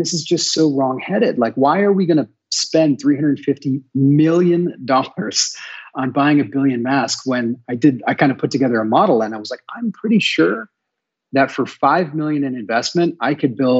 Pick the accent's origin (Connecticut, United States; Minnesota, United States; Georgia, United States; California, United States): Minnesota, United States; Duluth; moved away as an adult; there were no manufacturing jobs left in my hometown. In fact, just to put it in perspective, my hometown when my dad was the same age was about 200,000 people. And when I left Duluth, Minnesota